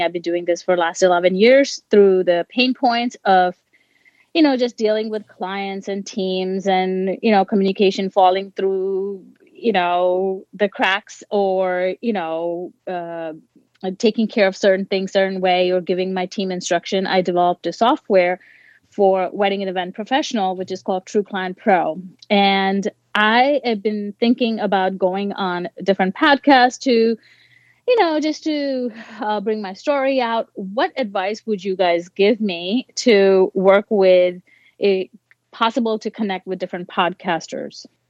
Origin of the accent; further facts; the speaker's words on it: India; I'm Indian